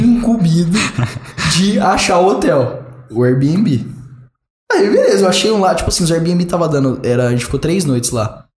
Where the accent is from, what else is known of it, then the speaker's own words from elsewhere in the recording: Brazil; sou brasileiro